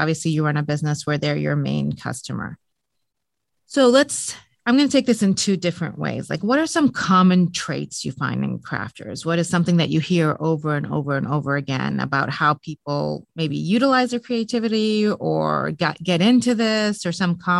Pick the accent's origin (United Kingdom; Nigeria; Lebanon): Lebanon; also born or lived in Middle East; I actually grew up in the Middle East. I grew up in Lebanon. I'm originally Lebanese and Muslim as well.